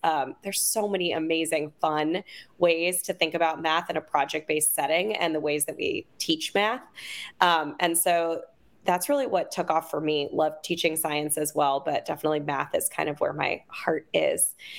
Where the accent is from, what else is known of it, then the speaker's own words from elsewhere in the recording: Oakland, California, United States; I'm originally from Oakland.